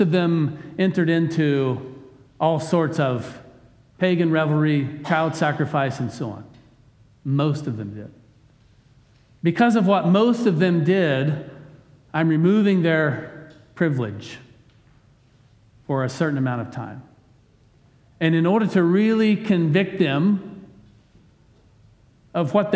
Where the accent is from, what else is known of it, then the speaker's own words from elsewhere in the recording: United States; as an American